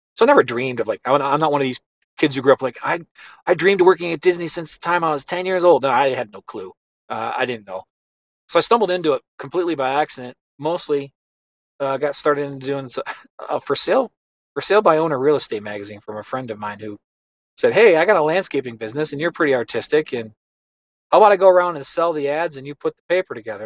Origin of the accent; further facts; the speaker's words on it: Buffalo, New York, United States; I grew up in in Buffalo, New York.